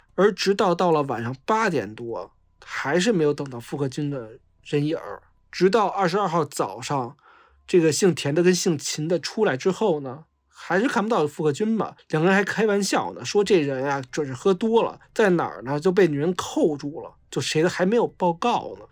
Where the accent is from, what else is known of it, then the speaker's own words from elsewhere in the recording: Beijing, China; 我老家是大兴的，然后我，我，我是山五的城四区的嘛